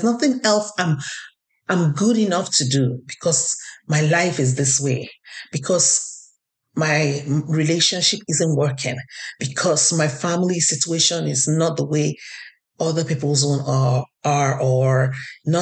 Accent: Nigeria; now in Canada; I'm Nigerian Canadian

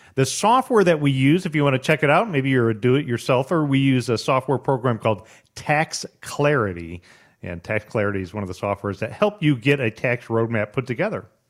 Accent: United States; as an American

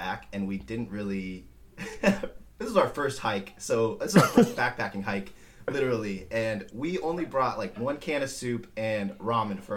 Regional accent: Simi Valley, California, United States; I am born and raised in Simi Valley

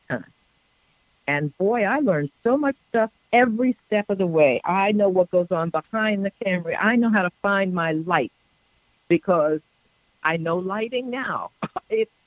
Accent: New York, United States; growing up in New York, where I was raised in a multicultural situation with people from all over the world

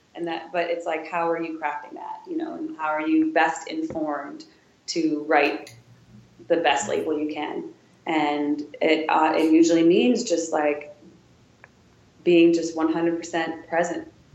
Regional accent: Wisconsin, United States; moved away as an adult; now in Washington, D.C., United States; I'm from Wisconsin, I'm from Rogan, Wisconsin.

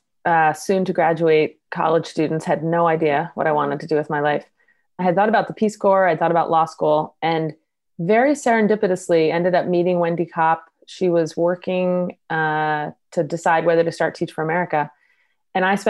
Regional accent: East Coast, United States; moved away as an adult; I grew up on the East Coast

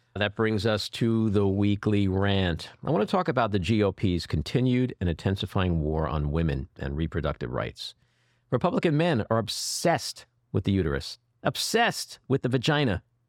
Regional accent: New York City, New York, United States; I'm from New York City

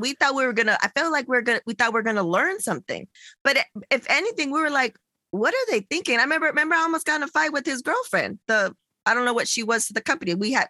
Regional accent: San Diego, California, United States; now in Los Angeles, United States; I'm from San Diego

